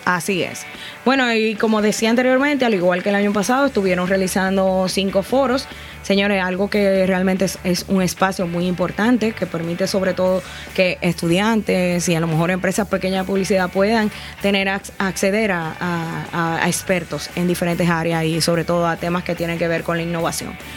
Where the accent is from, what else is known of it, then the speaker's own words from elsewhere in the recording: Dominican Republic; aparecíamos como República Dominicana